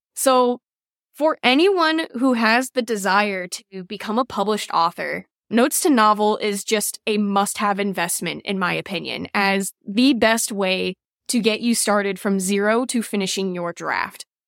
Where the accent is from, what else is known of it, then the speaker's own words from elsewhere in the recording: Cleveland, Ohio, United States; I'm from Cleveland, Ohio